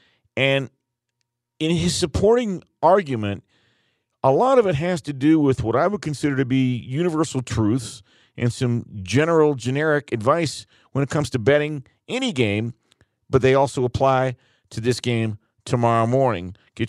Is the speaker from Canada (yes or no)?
no; Detroit, Michigan, United States; Stands to reason we're both from Detroit.